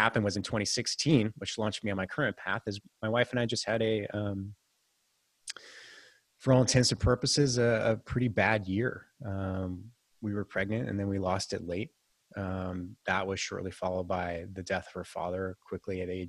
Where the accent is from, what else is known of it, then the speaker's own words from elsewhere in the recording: Silicon Valley, California, United States; also born or lived in San Francisco, United States / Santa Barbara, United States; I was born and raised in the Silicon Valley before it was all